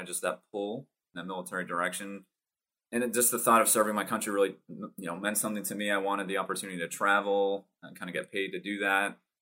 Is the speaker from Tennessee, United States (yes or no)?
no; Massachusetts, United States; born and raised uh, Massachusetts